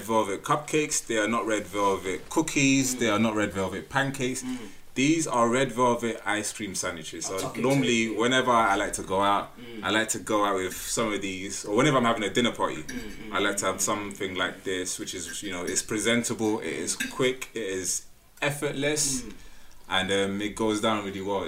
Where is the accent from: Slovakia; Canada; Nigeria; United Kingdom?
Nigeria; I'm Nigerian